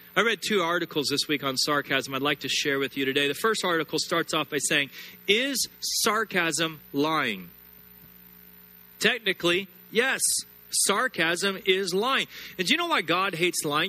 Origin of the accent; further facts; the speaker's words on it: United States; I'm an American and I'm proud to be American